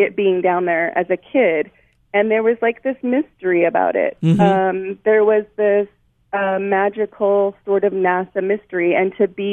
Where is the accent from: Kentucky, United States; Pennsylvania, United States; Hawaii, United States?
Hawaii, United States; Kealakekua; moved away as an adult; I grew up in Kealakekua, and I went to Kona Waina